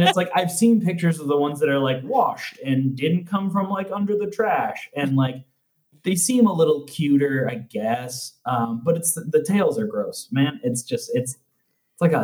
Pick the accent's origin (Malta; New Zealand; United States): United States; Chicago, Illinois; I was raised in Chicago